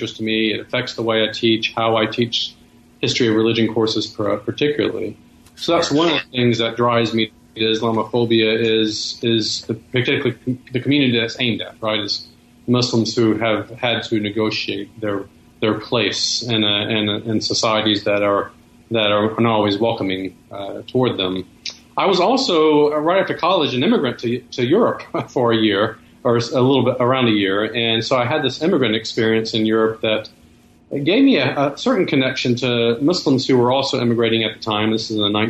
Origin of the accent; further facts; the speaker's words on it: Alabama, United States; my own experience growing up in the Deep South in Alabama